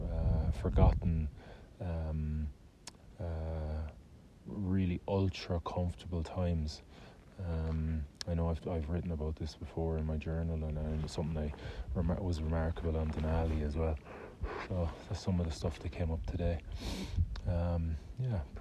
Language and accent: English; Ireland